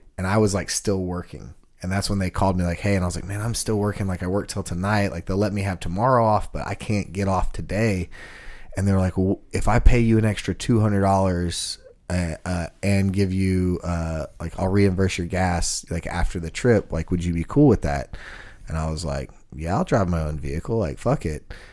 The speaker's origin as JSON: {"language": "English", "town": "Sugar Land", "region": "Texas", "country": "United States", "tie": "born or raised there", "also_born_or_lived": "Kingston Springs, Tennessee", "moved": "yes", "lives_now": "Nashville, United States", "said": "growing up in Houston"}